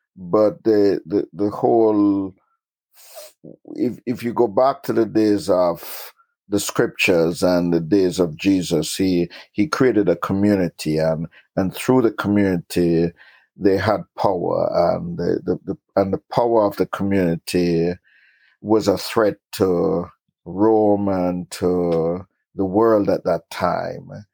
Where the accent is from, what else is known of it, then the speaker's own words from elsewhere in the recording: Jamaica; moved away; also born or lived in Kingston, Jamaica / Queens, New York; I was born in Kingston, Jamaica, and grew up in rural Jamaica